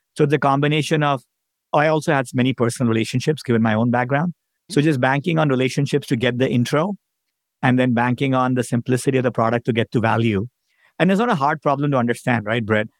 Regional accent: India; moved away as an adult; now in United States; I grew up in India as an immigrant.

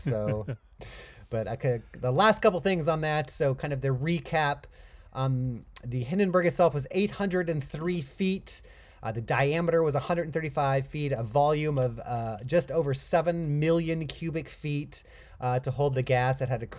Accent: Chino, California, United States; Oh my gosh, that's my hometown.

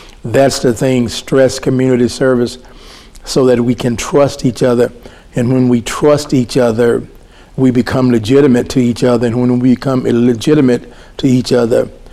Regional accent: Louisiana, United States; moved away as an adult; also born or lived in Dallas, Texas; It's my home state, and I was gone for over 40 years

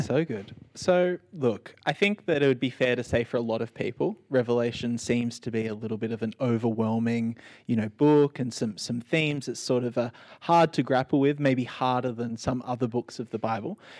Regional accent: Sydney, New South Wales, Australia; growing up in Sydney, Australia, in 2021

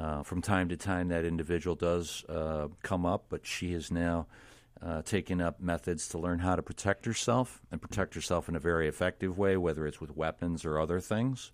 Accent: Illinois, United States; I am from Illinois

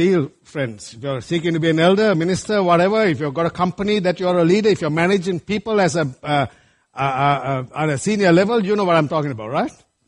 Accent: Sri Lanka; moved away; when I was growing up in Sri Lanka

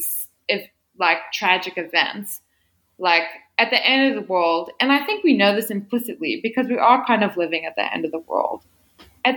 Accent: Midwest, United States; a young white girl who grew up in a small town in the Midwest

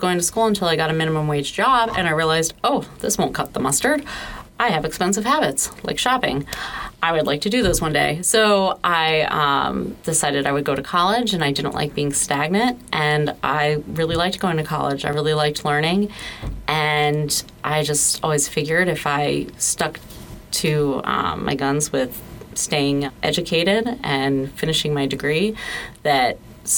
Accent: Southern New Jersey, United States; moved away as an adult; now in Florida, United States; I'm from Southern New Jersey, and I moved to Florida with my then fiance

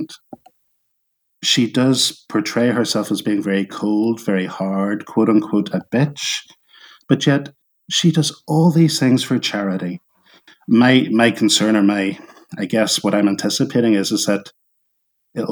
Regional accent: Northern Ireland, United Kingdom; growing up in Northern Ireland as a kid

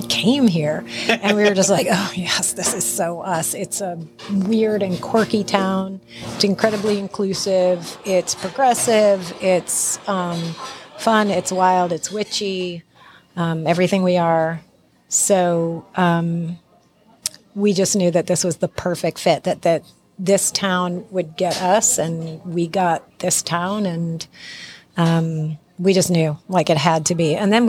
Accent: Cambridge, Massachusetts, United States; moved away as an adult; also born or lived in Berkshires, Massachusetts / Austin, Texas / Chicago, Illinois; now in Salem, United States; I grew up in Cambridge, Massachusetts. I lived much of my adult life in the Berkshires in Western Massachusetts.

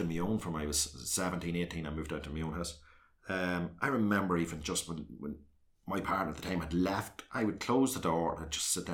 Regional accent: South Armagh, Northern Ireland, United Kingdom; I came from South Armagh

